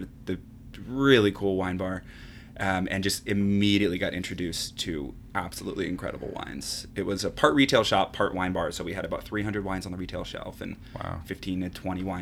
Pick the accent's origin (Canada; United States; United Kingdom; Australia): United States; San Jose, California; growing up in San Jose, you're right by the Santa Cruz Mountains